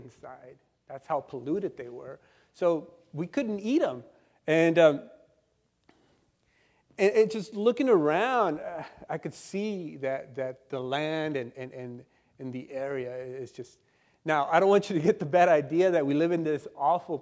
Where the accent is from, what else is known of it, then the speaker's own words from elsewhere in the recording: El Centro, California, United States; I'm from El Centro, and we live in a desert over there